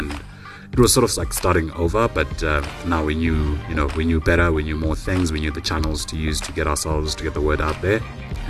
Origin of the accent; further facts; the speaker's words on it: Harare, Zimbabwe; Born and bred in Harare, an entrepreneur